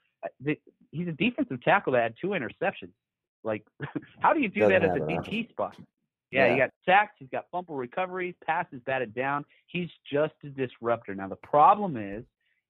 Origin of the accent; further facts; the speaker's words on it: Texas, United States; I'm a Longhorn, you know, I'm from Texas